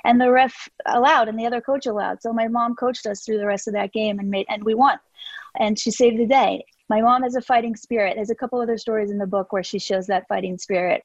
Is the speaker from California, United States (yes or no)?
yes; Southern California, United States; I grew up in Southern California.